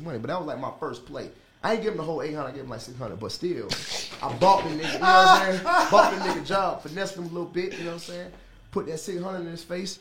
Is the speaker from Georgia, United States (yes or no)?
yes; Atlanta, Georgia, United States; also born or lived in New York; So I've been in Atlanta since middle school, so it's home